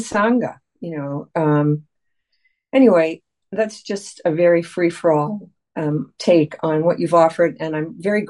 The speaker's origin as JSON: {"language": "English", "country": "United States", "said": "I've spent most of my life as an American person"}